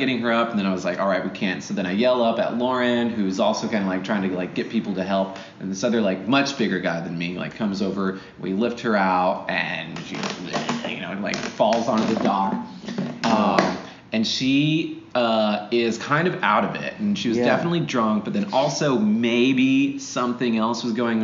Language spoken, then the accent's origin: English; Alaska, United States; I grew up in Alaska.